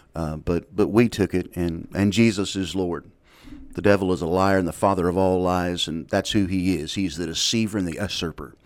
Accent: United States; I'm a Christian before I'm an American

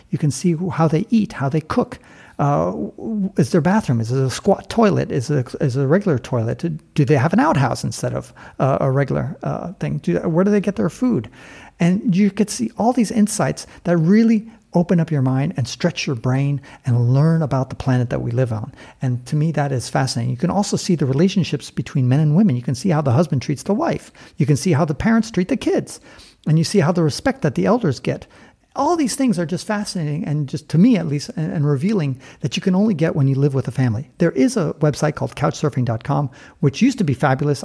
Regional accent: San Francisco, California, United States; moved away; I was born and raised in San Francisco

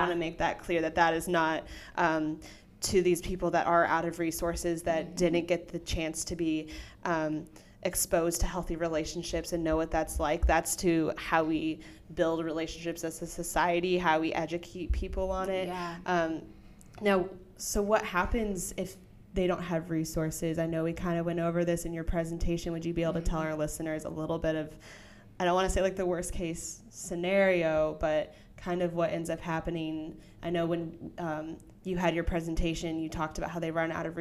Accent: the Bible Belt, the South, United States; I grew up in the Bible Belt.

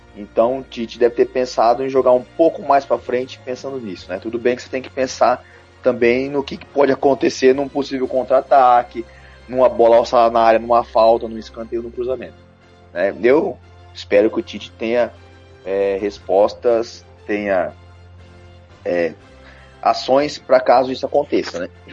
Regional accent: Brazil; a gente aqui como brasileiro

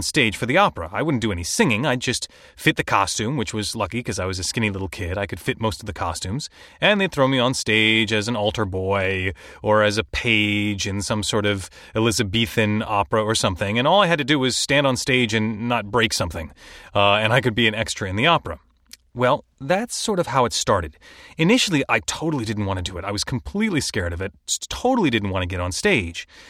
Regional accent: Chicago, Illinois, United States; I was born and raised mostly in Chicago

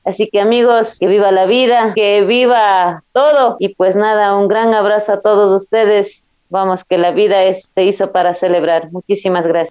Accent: Zumbagua, Cotopaxi, Ecuador; mi, de mi pueblo Zumbagua

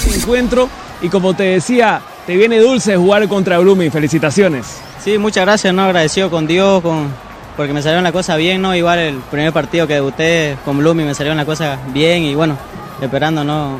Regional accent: Roboré, Santa Cruz, Bolivia; moved away; soy de Roboré

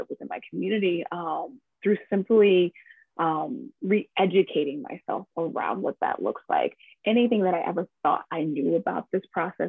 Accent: Chicago, Illinois, United States; moved away; also born or lived in Midwest; I'm originally from Chicago, Illinois. Transplant of a lot of different places in the Midwest, but Chicago will always be home

